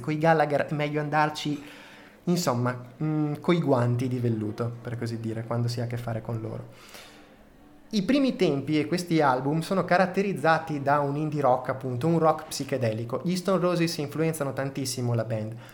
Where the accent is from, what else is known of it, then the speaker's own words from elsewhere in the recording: Reggio Emilia, Emilia-Romagna, Italy; accent: Emilian; sono nato a Reggio Emilia, quindi insomma, ho uno slang molto emiliano.